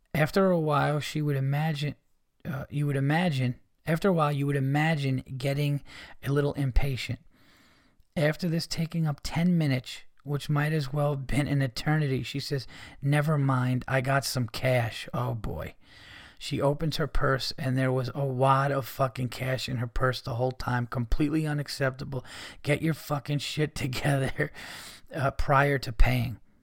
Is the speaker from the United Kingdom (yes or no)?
no; United States; as an American